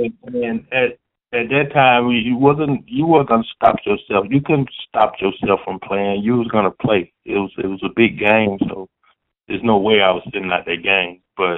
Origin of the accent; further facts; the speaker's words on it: the South, United States; I'm from the South, so and I'm also a freshman, so I'm learning as I go.